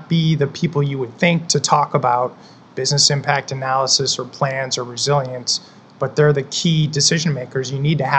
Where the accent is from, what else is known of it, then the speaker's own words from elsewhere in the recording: Michigan, United States; now in Tampa, United States; I live in Tampa, and then I was born and raised in Michigan